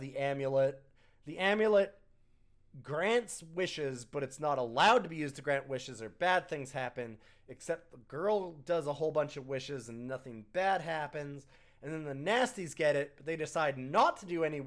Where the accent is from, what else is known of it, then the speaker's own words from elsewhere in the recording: Canada; As a Canadian